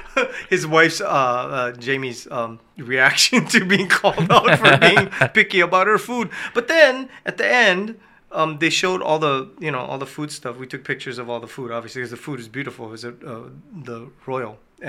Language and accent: English; Hawaii, United States; we're from Hawaii.